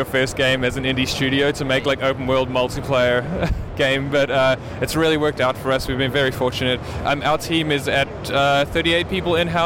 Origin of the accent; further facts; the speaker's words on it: New Zealand; We're from New Zealand